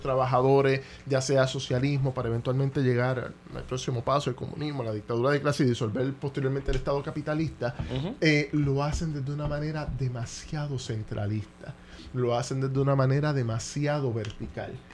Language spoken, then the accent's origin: Spanish; Caguas, Puerto Rico; yo soy de Cagua. Yo soy ah, cagüeño. Tengo el privilegio de ser cagüeño, no por, nacimiento